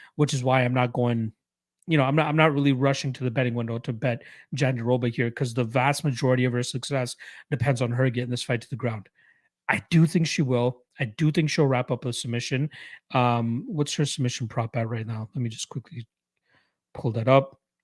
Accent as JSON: {"language": "English", "town": "Toronto", "region": "Ontario", "country": "Canada", "tie": "born or raised there", "said": "my hometown Raptors"}